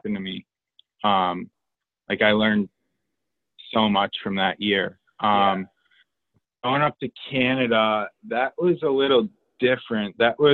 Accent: Northville, Michigan, United States; moved away as an adult; I'm from Northville, Michigan. It's a suburb of Detroit. I graduated from Detroit Catholic Central High School in 2016

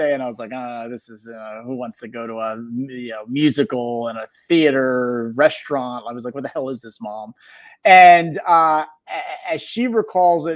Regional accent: Philadelphia, Pennsylvania, United States; born and raised in South Philadelphia

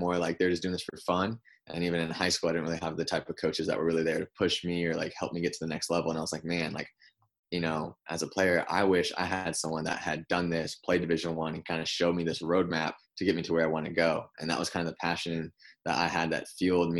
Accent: Concord, California, United States; moved away as an adult; now in Los Angeles, United States; I was born and raised in NorCal. I'm in the East Bay in Concord

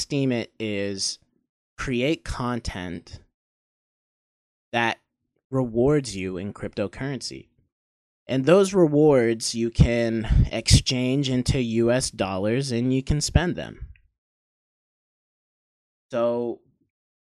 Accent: Maine, United States; moved away as an adult; also born or lived in Maryland / Pennsylvania; I was born in Maryland and moved to Maine, and I don't even remember Maryland. I grew up in Maine until I was 18.

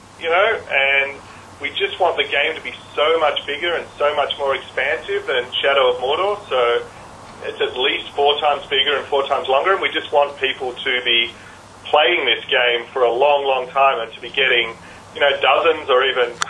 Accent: Australia; as an Australian

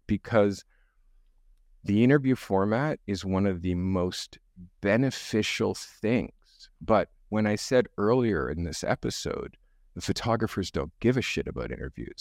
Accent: Canada; I'm the white black guy 'cause I'm Canadian, and in, in Canada, a, in the education system, you're stripped from your culture. So, I grew up stripped from my culture

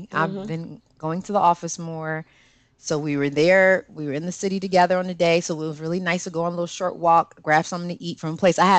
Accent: Connecticut, United States; and I'm from Connecticut

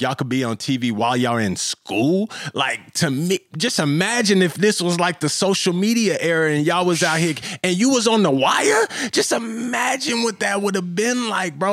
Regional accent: Kansas City, Missouri, United States; also born or lived in Florida; now in Los Angeles, United States; I'm from Kansas City, Missouri

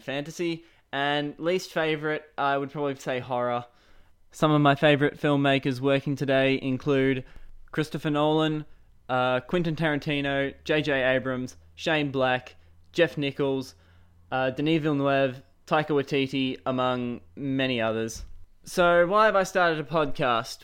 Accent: Shepparton, Victoria, Australia; I am from Shepparton, Australia.

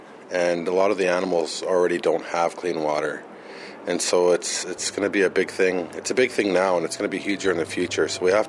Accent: Canada; I'm from Nimkiajbekong.

